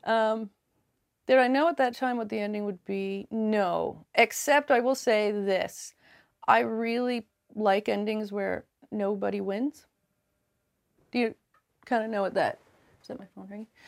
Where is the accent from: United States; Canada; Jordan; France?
Canada; Yarmouth, Nova Scotia; also born or lived in Labrador; I grew up in Yarmouth, Nova Scotia